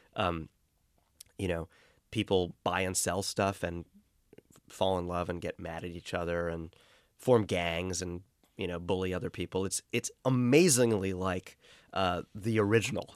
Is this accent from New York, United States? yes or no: yes; New York City, New York, United States; Growing up in Brooklyn